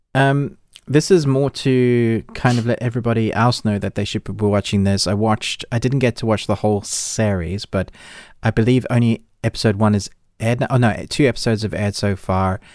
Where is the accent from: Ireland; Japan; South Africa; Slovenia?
South Africa; now in United Kingdom; I grew up in South Africa